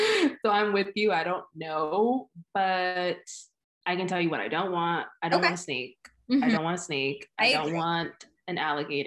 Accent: Connecticut, United States; also born or lived in New York (suburbs); we've been here for about 16 years or so

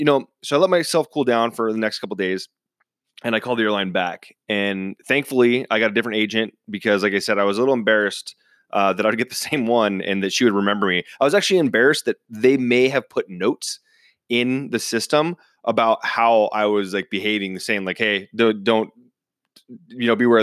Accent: Seattle, Washington, United States; I'm originally from Seattle, big Seahawks fan.

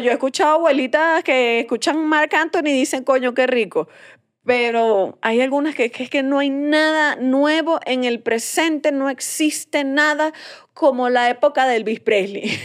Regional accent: Venezuela; moved away; yo me fui de Venezuela

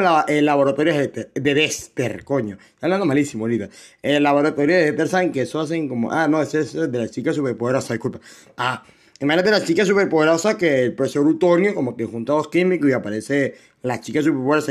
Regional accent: Venezuela; soy de Venezuela, si escuchan mi acento, soy de Venezuela

